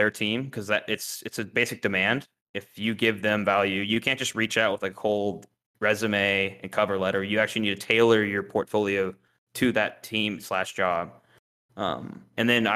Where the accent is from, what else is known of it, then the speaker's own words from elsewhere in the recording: Houston, Texas, United States; moved away; I grew up in Houston